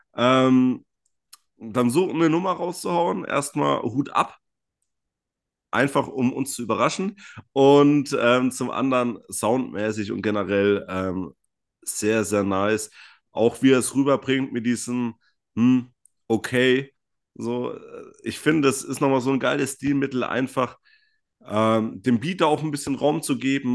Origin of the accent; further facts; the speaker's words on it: Franconia, Bavaria, Germany; aus dem schönen Frankenland